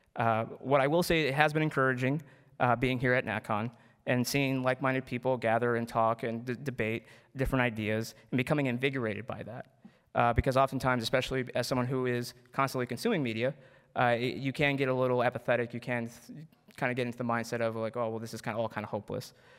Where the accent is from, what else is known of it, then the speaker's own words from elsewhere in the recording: Wheaton, Illinois, United States; I was born here in the United States, and I grew up in the great town of Wheaton, uh, uh, however, it's unfortunately located in the terrible state of Illinois.